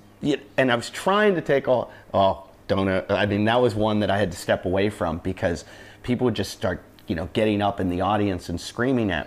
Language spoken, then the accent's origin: English; Pittsburgh, Pennsylvania, United States; I grew up in Pittsburgh, and my dad worked with the University of Pittsburgh football team